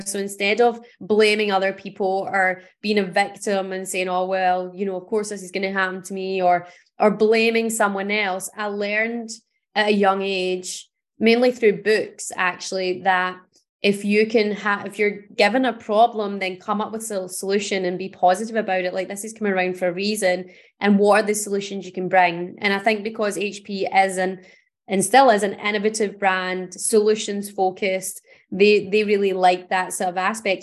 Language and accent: English; Paisley, Scotland, United Kingdom; I grew up in Paisley, which is a town outside of Glasgow in Scotland.